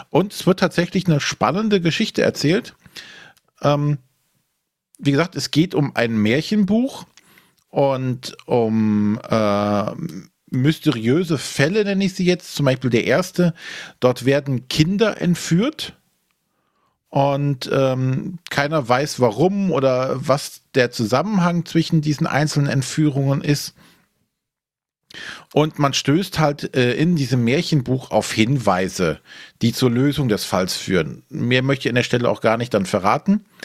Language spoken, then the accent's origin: German; Rhineland, Germany; was jetzt für mich als Rheinländer immer schwierig ist, das Ganze spielt halt äh, in Bayern und hat auch diesen bayerischen Anstrich.